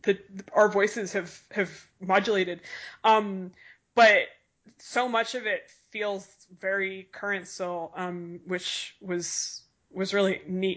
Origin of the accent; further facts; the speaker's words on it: Boston, Massachusetts, United States; I am from Boston and grew up